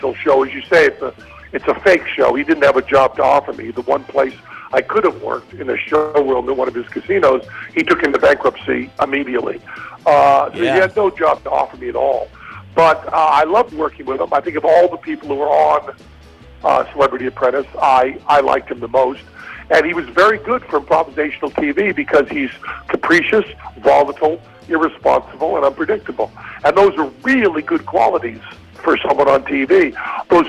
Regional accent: Western Massachusetts, United States; now in Las Vegas, United States; I'm from Western Massachusetts

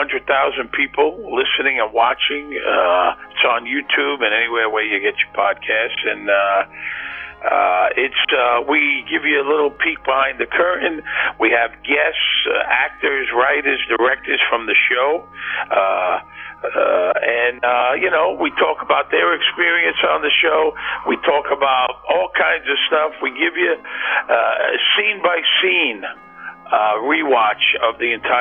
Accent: New York City, New York, United States; I grew up in Bensonhurst, Brooklyn

